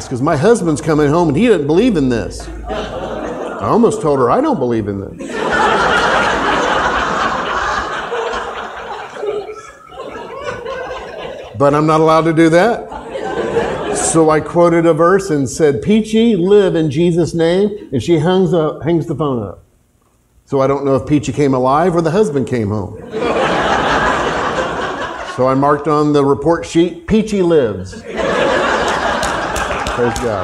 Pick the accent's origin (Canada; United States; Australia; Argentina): United States; Tulsa, Oklahoma; moved away; I grew up in Tulsa, Oklahoma. I'm an Oklahoman